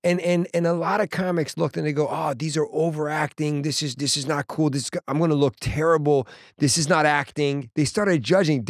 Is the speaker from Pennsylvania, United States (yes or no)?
no; Washington, District of Columbia, United States; moved away; I go to D C, which is my hometown, my mom and my family